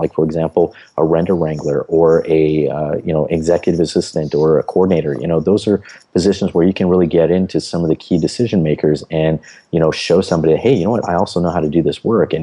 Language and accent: English; United States; as an American